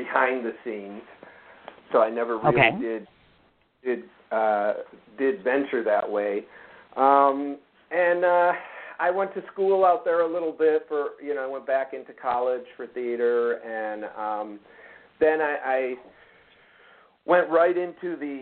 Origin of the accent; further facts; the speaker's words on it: northern suburbs of Chicago, Illinois, United States; moved away as an adult; also born or lived in Los Angeles, California; I grew up in Illinois, in northern suburbs of Chicago